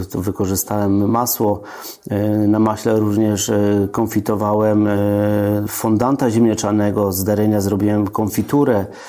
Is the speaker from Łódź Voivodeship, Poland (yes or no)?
no; Trzcianka, Greater Poland, Poland; also born or lived in Piła; now in Oborniki Śląskie, Poland; Ja pochodzę z Wielkopolski, no i posta- e, z Trzcianki